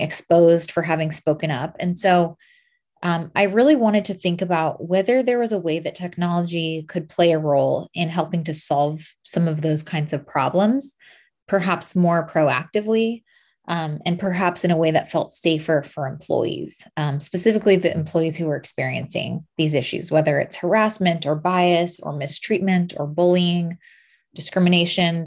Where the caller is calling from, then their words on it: Los Angeles, California, United States; I'm calling in from Los Angeles.